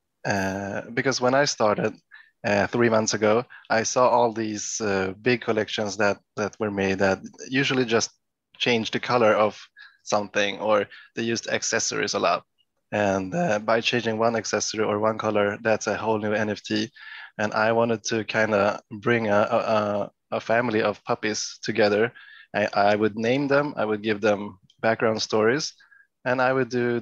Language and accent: English; Stockholm, Stockholm County, Sweden; I'm from Stockholm, Sweden.